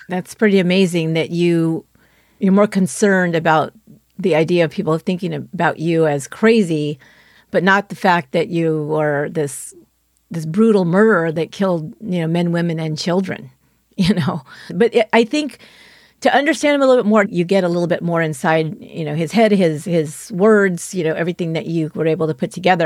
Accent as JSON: {"language": "English", "area": "San Francisco Bay Area", "region": "California", "country": "United States", "tie": "born or raised there", "said": "my hometown, which is a very small town here in, in the San Francisco Bay Area"}